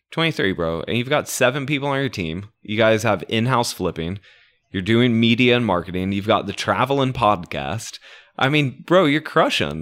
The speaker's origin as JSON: {"language": "English", "town": "Orlando", "region": "Florida", "country": "United States", "said": "I am from Orlando, so I know half of the town"}